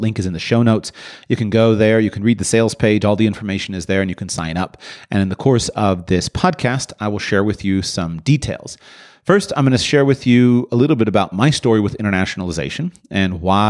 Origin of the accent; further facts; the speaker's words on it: United States; I was born and raised in the United States of America, and I had, I think, a fairly normal experience of doing that.